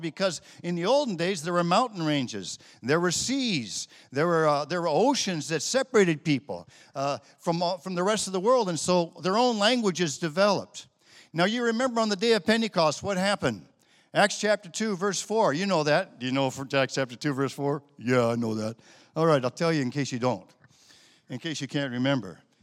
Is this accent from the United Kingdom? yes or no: no; United States; also born or lived in Italy; we that are born and raised in America